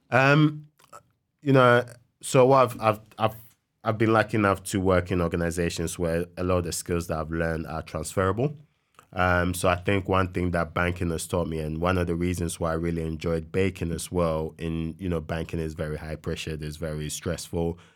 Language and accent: English; Ghana; moved away as an adult; when I was growing up in Ghana